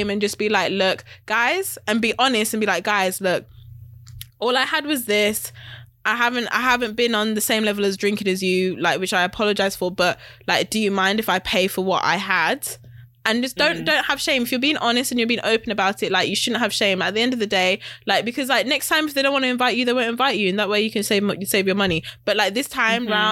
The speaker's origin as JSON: {"language": "English", "region": "West Midlands", "country": "United Kingdom", "moved": "yes", "lives_now": "London, United Kingdom", "said": "I'm from West Midlands. But yeah. Up north. I'm from up north"}